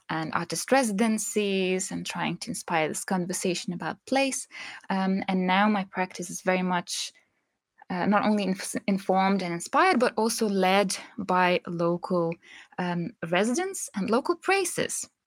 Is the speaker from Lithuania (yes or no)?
yes; Lithuania; English is a second language; well growing up in Lithuania um, was something that was very natural because the times and shopping experiences were not like they are today.